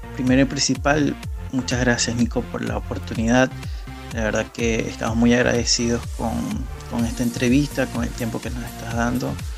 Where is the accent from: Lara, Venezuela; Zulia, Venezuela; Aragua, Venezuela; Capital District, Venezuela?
Zulia, Venezuela; Maracaibo; moved away as an adult; now in Rosario, Argentina; venezolano, nací y criado de Maracaibo. Hace cuatro años que estoy viviendo en Rosario, Argentina.